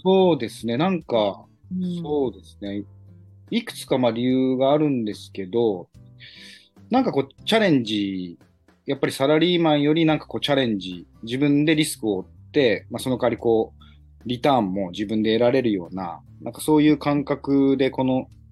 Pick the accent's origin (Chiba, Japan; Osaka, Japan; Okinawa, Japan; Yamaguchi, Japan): Chiba, Japan; Minamibōsō; もともと南房総市の出身ですので